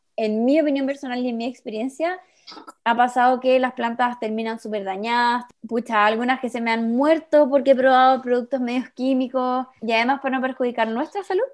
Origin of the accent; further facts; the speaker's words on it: Chile; como chilenos que somos